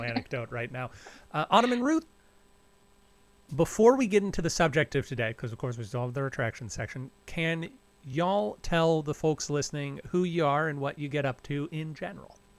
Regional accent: Texas, United States; I'm from Texas

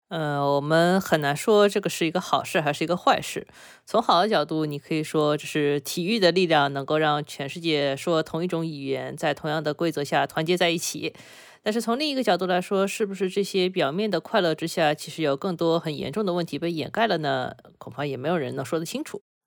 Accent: China; 我们中国人非常熟悉的一个概念

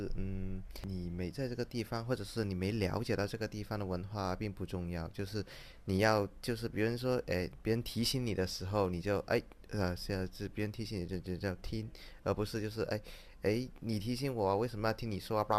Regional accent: Hong Kong; 就是我们香港人就是嗯一般都是比较礼貌一些啊。

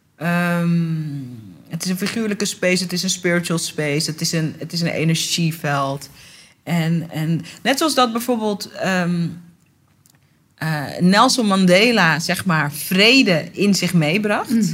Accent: Netherlands; ik ben geboren getogen in Nederland

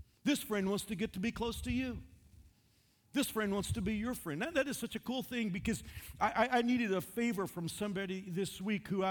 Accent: Dallas-Fort Worth area, Texas, United States; now in Wichita, United States; I'm from the Dallas-Fort Worth area.

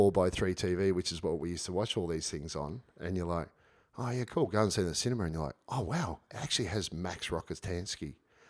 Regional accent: Shepparton, Victoria, Australia; I grew up in Shepparton

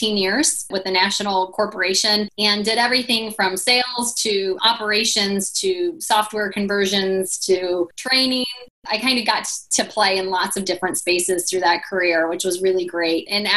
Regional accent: Indiana, United States

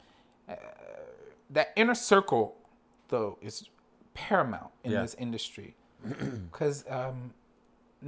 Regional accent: New York, United States; first language English; as a New Yorker

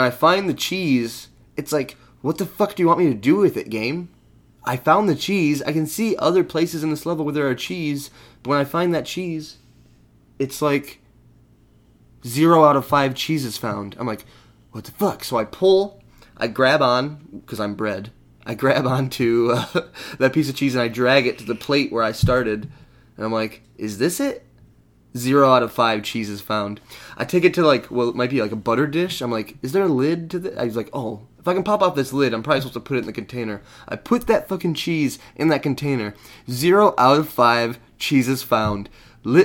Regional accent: Michigan, United States; We're from Michigan

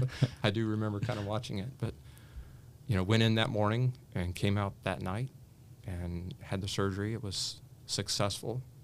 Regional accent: Richmond, Indiana, United States; I grew up in Richmond, Indiana

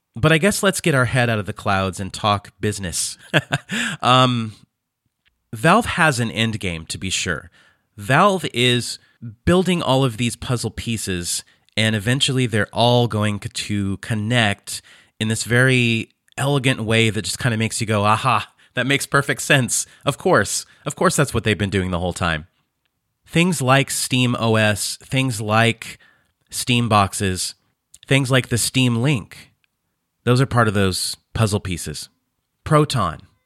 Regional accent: Fresno, California, United States; moved away as an adult; now in Croatia; I was born and raised in Fresno, California.

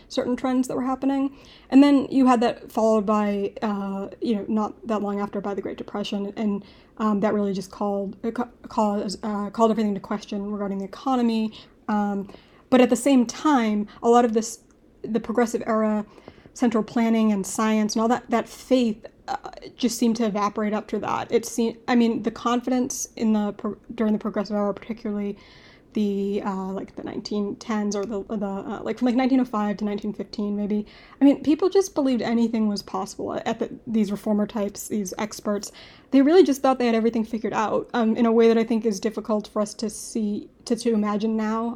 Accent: Boston, Massachusetts, United States; I'm from Boston

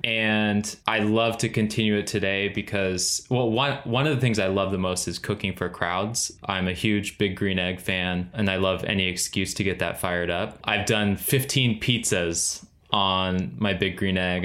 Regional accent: Central Valley, California, United States; moved away as an adult; now in Charleston, United States; we grew up in the Central Valley in California

